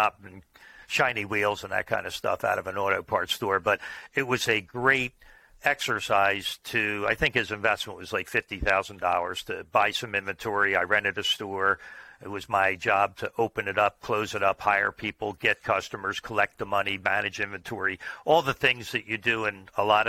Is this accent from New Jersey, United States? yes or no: yes; Oaklyn, New Jersey, United States; I grew up locally in the same town that my business is in. It was called Oakland, New Jersey, so a suburb of Philadelphia